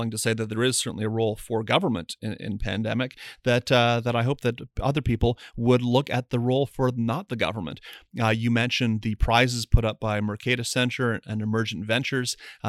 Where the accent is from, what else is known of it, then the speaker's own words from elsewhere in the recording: Windsor, Ontario, Canada; I grew up in Windsor, have a lot of friends who work in either the auto industry or manufacturing related to the auto industry.